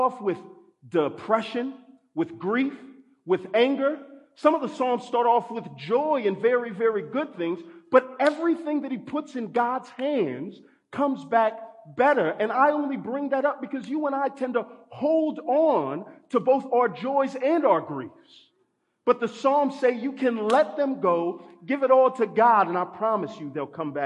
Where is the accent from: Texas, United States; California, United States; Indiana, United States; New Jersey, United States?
Texas, United States; I grew up in Texas, so we used to go to the Texas State Fair